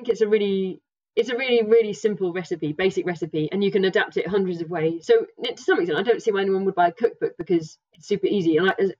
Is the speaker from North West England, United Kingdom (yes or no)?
no; Norfolk, East of England, United Kingdom; moved away; also born or lived in pre-Alps; I come from Norfolk, so there aren't very many mountains